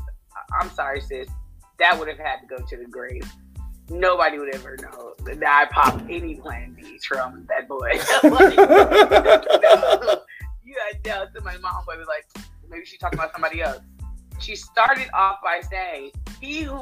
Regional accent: Virginia, United States; I'm from Virginia.

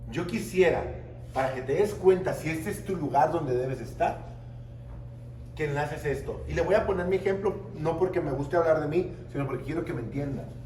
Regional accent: Tijuana, Baja California, Mexico; mi primera conferencia fue aquí en Sinaloa. Vine desde Tijuana, me pagaron, primera vez que me pagaban avión, restaurantes, hotel.

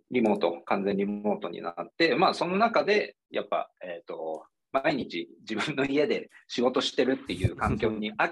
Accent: Imabari, Ehime, Japan; moved away; 伯爵の博に方,、方角の方で博多島っていうのが、はいはいはいはい、そこ僕の地元ですね。

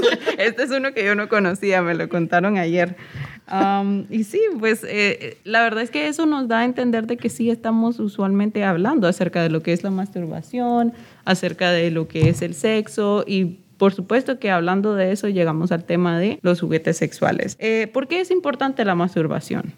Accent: Nicaragua; yo soy de Nicaragua

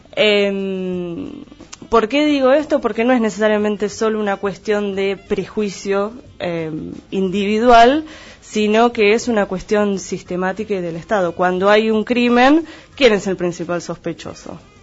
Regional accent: Argentina; la mayoría de los que estamos acá, y en la región pampeana, no así en el resto del país tal vez, eh, en general somos descendientes de inmigrantes. Sin embargo, nos consideramos argentinos porque nacimos en suelo argentino.

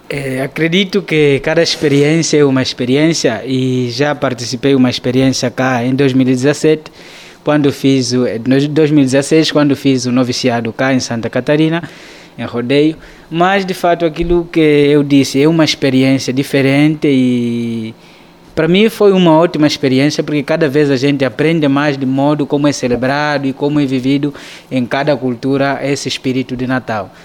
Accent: Cangola, Uíge, Angola; moved away as an adult; now in Petrópolis, Brazil; Eu sou angolano, nasci na cidade de Cangola, província

